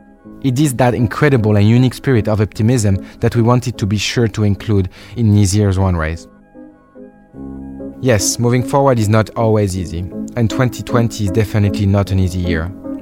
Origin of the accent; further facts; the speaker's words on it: Paris, Île-de-France, France; My hometown, Paris, is so much more than its famous avenues, elegant bridges, postcard views, and iconic architecture.